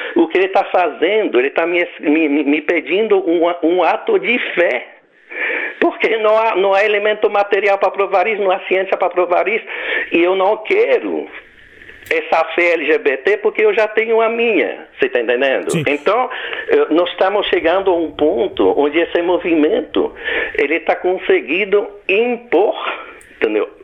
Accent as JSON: {"language": "Portuguese", "country": "Belgium", "accent": "foreign", "second_language": "Portuguese", "moved": "as an adult", "lives_now": "Goiânia, Brazil", "said": "eu tenho um sotaque estrangeiro, um nome estrangeiro, não é? Então eu sou um brasileiro eh, adotivo, digamos, né? Quer dizer, eu, eu, eu, eu venho da Bélgica"}